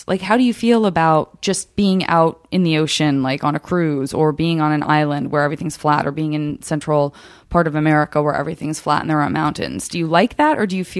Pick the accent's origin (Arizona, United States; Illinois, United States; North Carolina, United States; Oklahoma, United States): Arizona, United States; Tucson; moved away; also born or lived in Flagstaff / San Francisco; I grew up in Tucson, which is also it's a valley in the middle of like mountains in every direction. It's sprawling